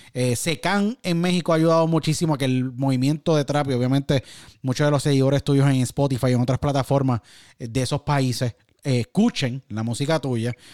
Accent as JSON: {"language": "Spanish", "town": "San Juan", "country": "Puerto Rico", "tie": "born or raised there", "also_born_or_lived": "Miami", "moved": "as an adult", "said": "Yo nací en San Juan, Puerto Rico y me crié en Puerto Rico y estuve en Puerto Rico hasta más o menos 21, 22 más o menos."}